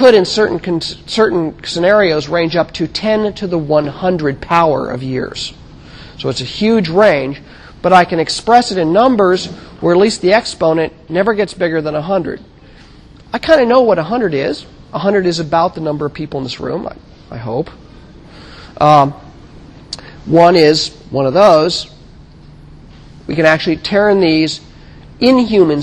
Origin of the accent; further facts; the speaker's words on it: United States; I'm an American boy, and I've grown up with this.